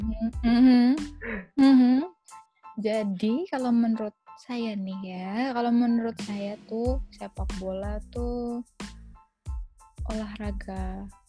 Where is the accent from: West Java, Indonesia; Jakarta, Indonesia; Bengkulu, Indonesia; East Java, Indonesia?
Jakarta, Indonesia; moved away; Sebenarnya main sepak bola tuh dari kecil, dari kecil waktu masih di Jakarta tuh main sepak bola sama anak-anak rumah di deket situ